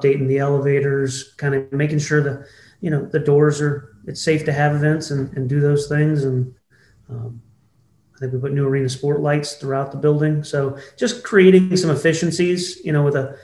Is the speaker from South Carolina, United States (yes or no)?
yes; Charleston, South Carolina, United States; moved away as an adult; now in Augusta, United States; I've been in Augusta a little over 7 years now. So born and raised in Charleston, but glad to be in Augusta